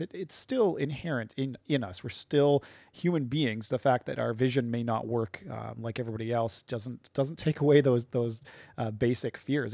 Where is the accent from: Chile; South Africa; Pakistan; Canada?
Canada; Chatham, Ontario; also born or lived in London, Ontario; I'm from Chatham, Ontario